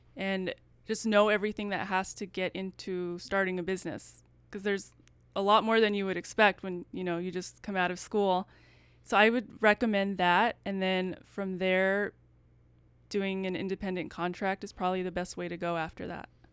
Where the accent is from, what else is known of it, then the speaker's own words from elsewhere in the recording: El Paso, Texas, United States; now in Dallas, United States; I'm from El Paso, so I wanted to stay in Texas